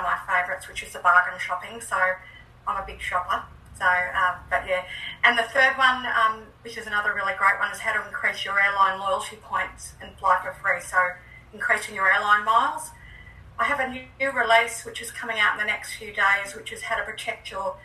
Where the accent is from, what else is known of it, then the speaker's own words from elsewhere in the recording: Australia; as an Australian